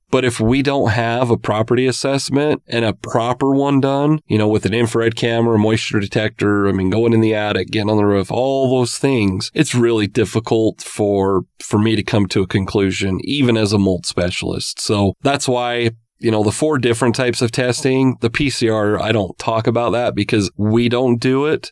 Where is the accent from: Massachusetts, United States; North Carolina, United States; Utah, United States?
Utah, United States; growing up in Utah